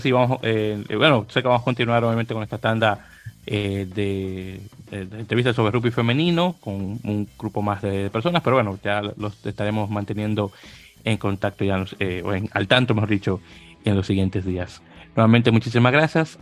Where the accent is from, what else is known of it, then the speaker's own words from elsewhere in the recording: Dominican Republic; now in United States; soy dominicano